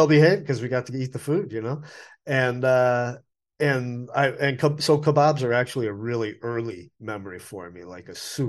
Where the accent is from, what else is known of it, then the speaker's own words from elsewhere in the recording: Westborough, Massachusetts, United States; now in Asheville, United States; There was a great Middle Eastern restaurant in Worcester, Massachusetts in the 1970s, and I grew up in Westboro, which is right next door.